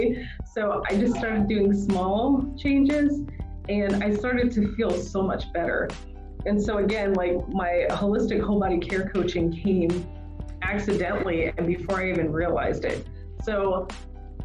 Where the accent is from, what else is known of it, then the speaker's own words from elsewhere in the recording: the South, United States; I'm from the South